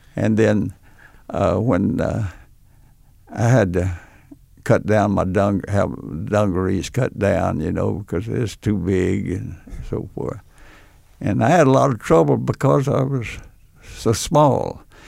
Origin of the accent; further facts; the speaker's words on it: Odessa, Texas, United States; my hometown of Odessa